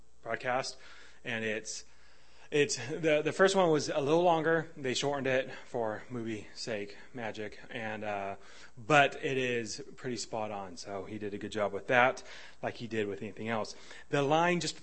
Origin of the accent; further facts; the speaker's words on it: United States; I'm American